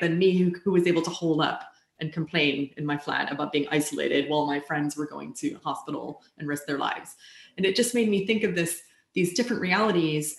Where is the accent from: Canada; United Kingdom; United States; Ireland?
United States; I come from the United States where it is not a requirement